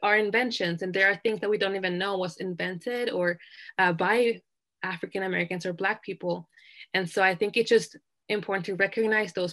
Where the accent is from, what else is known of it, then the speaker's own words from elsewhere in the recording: Sweden; now in Utah, United States; I grew up in Sweden